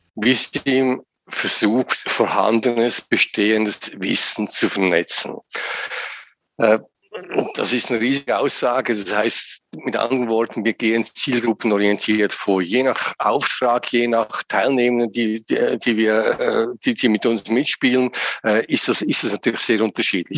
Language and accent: German; Lucerne, Switzerland; moved away as an adult; now in St. Gallen area, Switzerland; Ich bin in Luzern aufgewachsen aus der Innerschweiz.